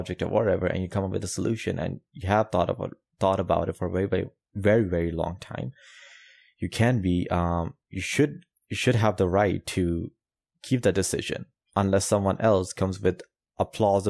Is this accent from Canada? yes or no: no; Pakistan; I'm coming from South Asia, Pakistan. Coming from that background, and also Muslim